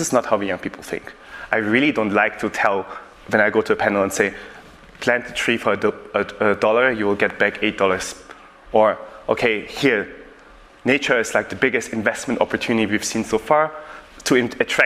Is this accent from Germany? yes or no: yes; Germany; I'm born and raised in Germany.